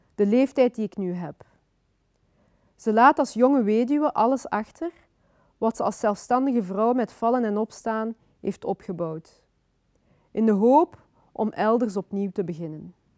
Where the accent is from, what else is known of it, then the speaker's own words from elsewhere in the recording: Flanders, Belgium; also born or lived in Kinshasa, Democratic Republic of the Congo; Ik ben geboren in Congo ehm, in 1984. En ik ben daarna als, op vrij jonge leeftijd eh, naar België gekomen. Ik ben hier opgegroeid.